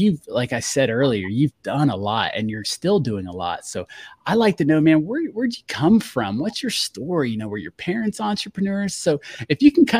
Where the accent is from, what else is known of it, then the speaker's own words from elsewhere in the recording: Fort Walton Beach, Florida, United States; I'm from Fort Walton